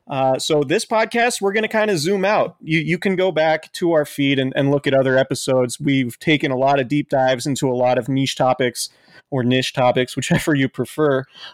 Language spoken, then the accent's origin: English; Santa Rosa, California, United States; I'm from Santa Rosa, so I'm a big Russian River snob.